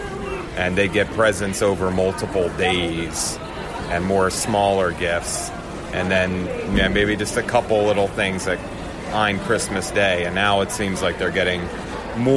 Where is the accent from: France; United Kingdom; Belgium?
Belgium; now in Philadelphia, United States; I was born in Belgium.